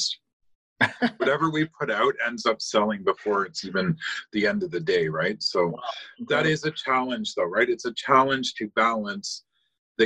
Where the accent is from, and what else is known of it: Cambridge, Ontario, Canada; born or raised there; also born or lived in London, England